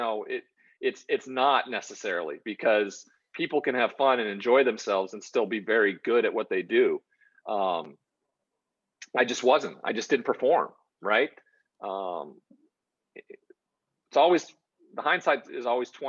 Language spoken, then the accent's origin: English; Great Falls, Montana, United States; I'm from Great Falls, Montana. So I'm from a very small town in a very small populated state